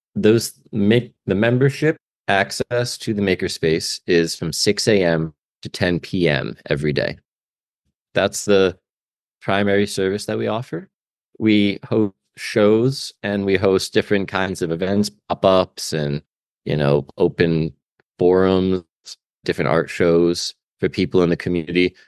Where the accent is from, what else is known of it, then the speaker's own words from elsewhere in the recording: Albany, New York, United States; now in Stockton, United States; I'm from Albany, New York, for what that's worth. I was privileged to go to a pretty good high school